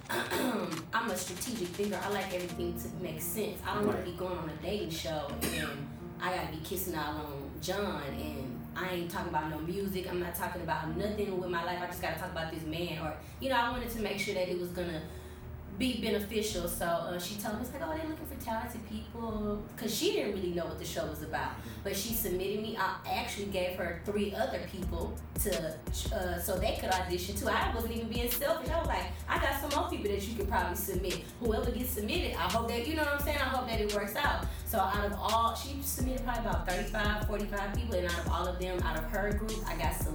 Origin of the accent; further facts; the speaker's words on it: Houston, Texas, United States; I'm from Houston, the north side of Houston. The specific area is called Greens Point